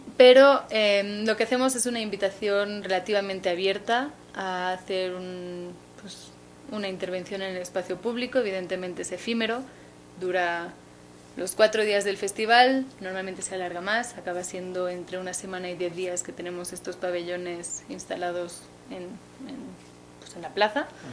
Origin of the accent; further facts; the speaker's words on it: Barcelona, Catalonia, Spain; moved away as an adult; now in Mexico; soy de Barcelona, Llevo casi cinco años en México